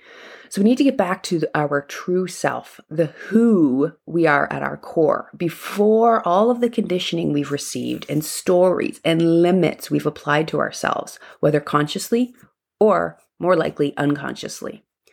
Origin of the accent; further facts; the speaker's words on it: Canada; That's Celsius because I'm Canadian.